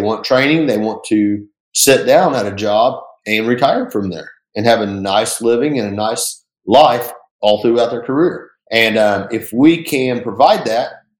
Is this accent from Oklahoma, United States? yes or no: yes; Enid, Oklahoma, United States; moved away as an adult; now in Tulsa, United States; I'm from Enid, Oklahoma